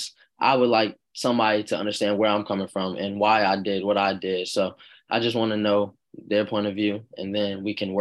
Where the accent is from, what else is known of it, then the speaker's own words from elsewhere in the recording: Virginia Beach, Virginia, United States; It was close to home, being that I'm from Virginia Beach